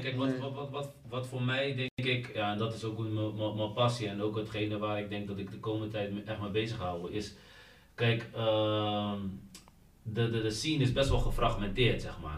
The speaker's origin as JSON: {"language": "Dutch", "country": "Netherlands", "said": "wij in Nederland"}